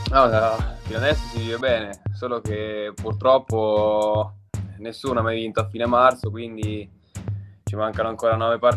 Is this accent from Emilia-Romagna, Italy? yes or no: no; Ostra Vetere, Marche, Italy; Ostravetere, un paese eh. vicino a Senigallia